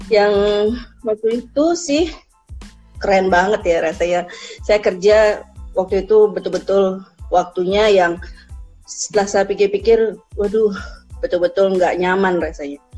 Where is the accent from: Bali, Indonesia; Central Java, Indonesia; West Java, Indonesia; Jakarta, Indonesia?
Bali, Indonesia; Singaraja; Kemudian saya lahir di Sinaraja itu kota yang betul-betul memang panas katanya. Kemudian pendidikan saya SD, SMP, SMA di Singaraja